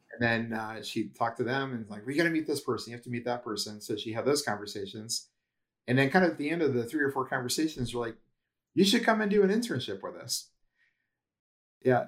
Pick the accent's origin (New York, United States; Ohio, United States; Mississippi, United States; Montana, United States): Ohio, United States; moved away as an adult; also born or lived in Cincinnati / New Jersey / Florida; I'm from Ohio